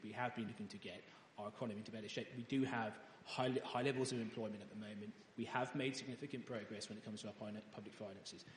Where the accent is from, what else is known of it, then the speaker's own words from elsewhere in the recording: Ely, East of England, United Kingdom; I was born in Ely, in Cambridgeshire